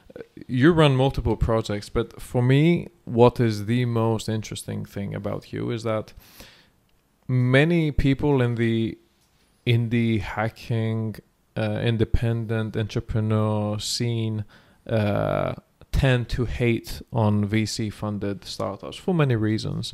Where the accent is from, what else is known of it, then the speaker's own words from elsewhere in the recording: Thessaloniki, Central Macedonia, Greece; moved away; thessaloniki the city we're now and this is my hometown and jim's hometown as well